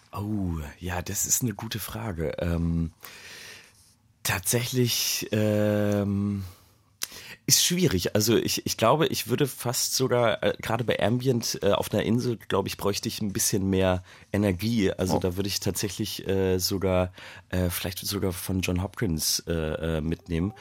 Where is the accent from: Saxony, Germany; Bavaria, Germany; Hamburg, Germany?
Hamburg, Germany; ich den in Hamburg geschrieben habe, in meiner Heimatstadt